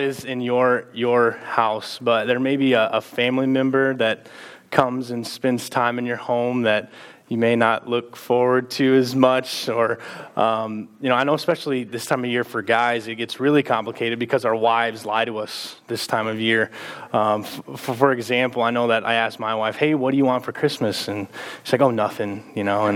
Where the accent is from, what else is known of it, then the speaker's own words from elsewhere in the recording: Texas, United States; now in Mason City, United States; we're both from Texas